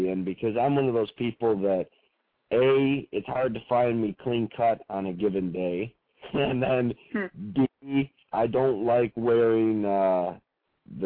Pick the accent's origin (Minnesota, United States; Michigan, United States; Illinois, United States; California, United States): Michigan, United States; growing up in Michigan here